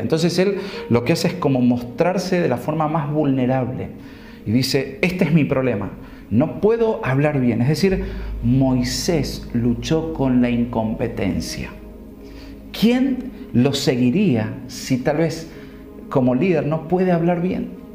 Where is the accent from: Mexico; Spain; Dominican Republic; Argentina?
Argentina; como decimos nosotros aquí en Argentina